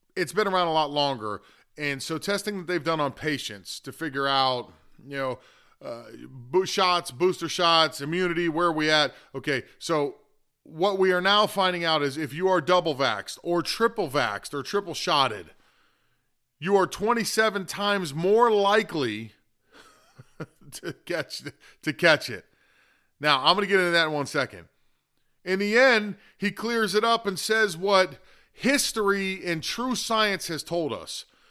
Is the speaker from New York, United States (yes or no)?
no; Florida, United States; it is my home state